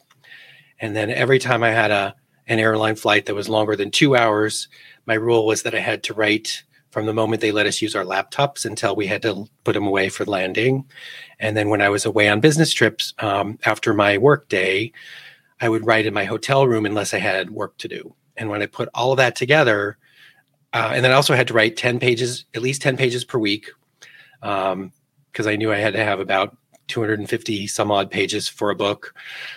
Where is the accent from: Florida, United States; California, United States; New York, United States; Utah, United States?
California, United States; Los Angeles; moved away as an adult; also born or lived in Seattle; I grew up in Porter Ranch out in the San Fernando Valley.